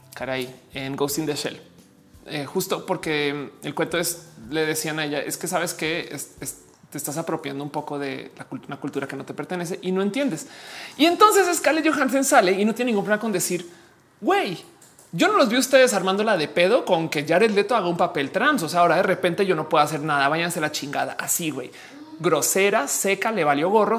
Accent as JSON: {"language": "Spanish", "country": "Mexico", "also_born_or_lived": "Mexico City", "said": "personas mexicanas"}